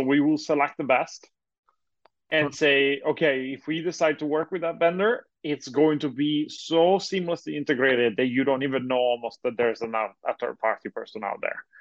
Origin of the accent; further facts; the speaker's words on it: Italy; now in United States; I'm originally from Europe, uh, from Italy, uh, to be more precise